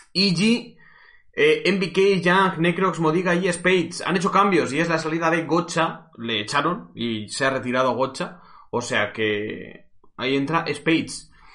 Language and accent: Spanish; Cuenca, Castilla-La Mancha, Spain; soy de Cuenca